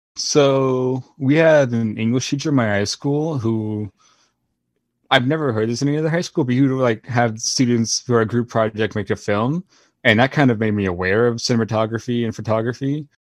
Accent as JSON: {"language": "English", "region": "Florida", "country": "United States", "tie": "born or raised there", "said": "I grew up in Florida my whole life"}